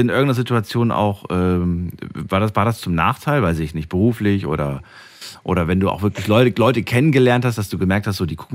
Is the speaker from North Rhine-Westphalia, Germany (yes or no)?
no; Waldbronn, Baden-Württemberg, Germany; Ich komme aus Waldbronn, Busenbach.